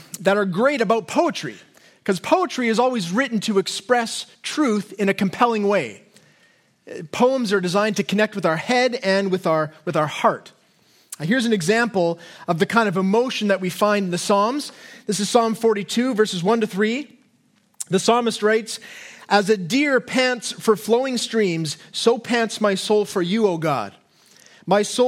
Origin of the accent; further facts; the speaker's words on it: Canada; us as Canadians